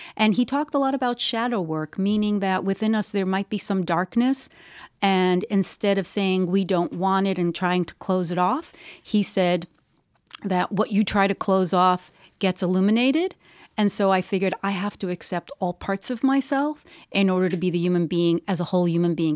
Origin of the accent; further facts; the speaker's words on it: New York, United States; I was born in New York, New York